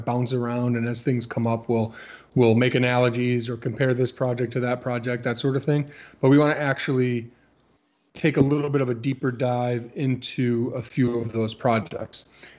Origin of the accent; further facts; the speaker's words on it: Connecticut, United States; I mean, I like Kevin's t-shirt because I'm from Connecticut.